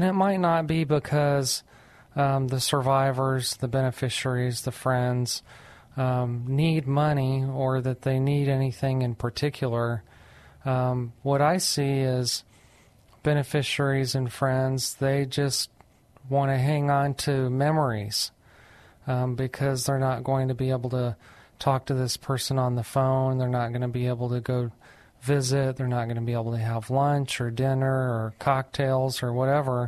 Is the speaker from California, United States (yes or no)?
no; New Mexico, United States; moved away as an adult; now in San Antonio, United States; I'm actually from New Mexico, but I came to San Antonio, Texas to go to St. Mary's Law School